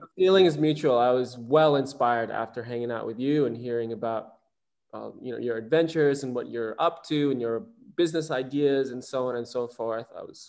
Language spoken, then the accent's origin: English; Indonesia; I grew up in Indonesia, and I moved around the archipelago. I didn't just grow up in Bali. I moved around.